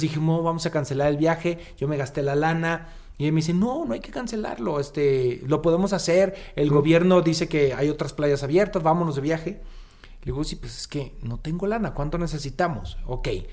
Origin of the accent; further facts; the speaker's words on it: Jalisco, Mexico; moved away; cerca de mi pueblo, yo soy Jalisco